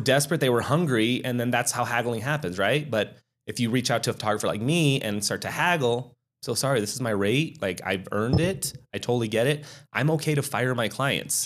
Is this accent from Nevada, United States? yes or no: yes; Reno, Nevada, United States; I'm born and raised in Reno, Sparks, Nevada.